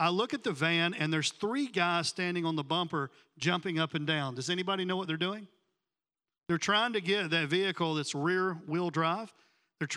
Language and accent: English; Tennessee, United States; now in Miami, United States; I was back home. I'm from Tennessee